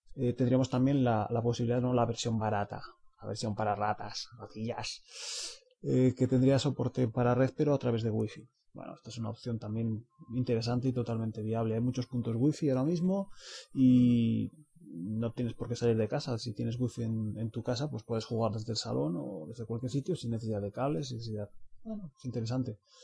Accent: Spain; somos españoles

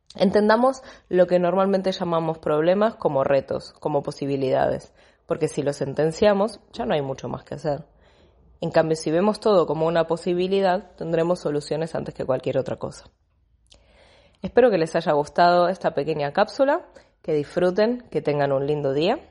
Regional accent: Buenos Aires, Argentina; moved away as an adult; now in Barcelona, Spain; Yo hace, van a ser 13 años que vivo en Barcelona, soy de Buenos Aires, Argentina

